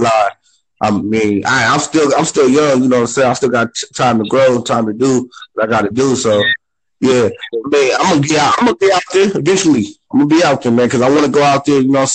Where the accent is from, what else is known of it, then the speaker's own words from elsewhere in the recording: California, United States; now in Phoenix, United States; I live out here, but I'm not from here. I'm from California